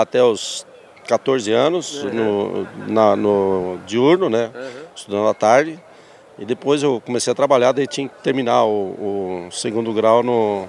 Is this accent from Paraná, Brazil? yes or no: yes; Palotina, Paraná, Brazil; also born or lived in Concórdia, Santa Catarina / São Paulo; eu aprendi e me criei em Palutina